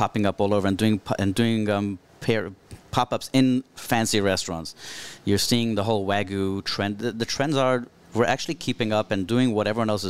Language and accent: English; South Africa; moved away; Growing up in South Africa